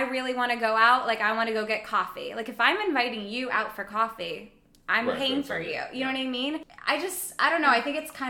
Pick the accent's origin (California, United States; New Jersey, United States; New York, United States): New York, United States; For me, as a New Yorker, it is welcome.